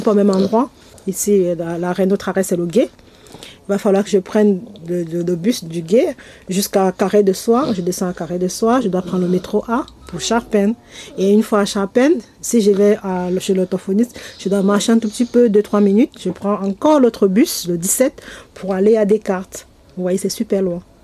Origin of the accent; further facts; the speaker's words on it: Cameroon; moved away as an adult; now in France; Je viens du Cameroun. Ça va faire bientôt un an que je suis là